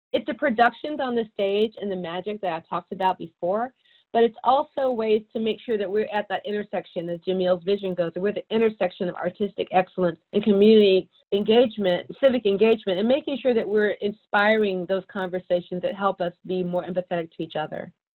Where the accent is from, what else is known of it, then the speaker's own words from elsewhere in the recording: Atlanta, Georgia, United States; I'm from Atlanta, native Atlantan